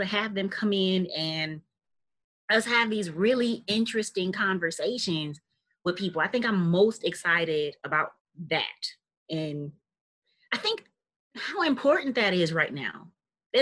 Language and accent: English; Milwaukee, Wisconsin, United States; I am born and raised in Milwaukee on the north side